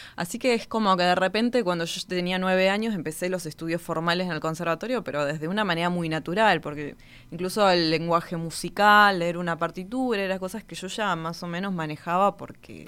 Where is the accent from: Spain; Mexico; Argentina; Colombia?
Argentina; Río Gallegos, Santa Cruz; Yo nací en la ciudad de Río Gallegos, en la provincia de Santa Cruz, al sur de Argentina, Patagonia hmm. pura